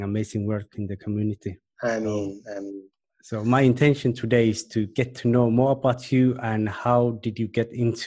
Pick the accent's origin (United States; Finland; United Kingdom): Finland; I'm from Finland and we also have harsh winters.